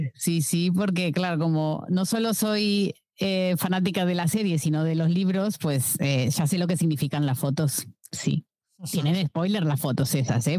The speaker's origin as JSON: {"language": "Spanish", "country": "Uruguay", "tie": "born or raised there", "moved": "as an adult", "lives_now": "Barcelona, Spain", "said": "vivo en Barcelona hace 15 años, nací en Uruguay"}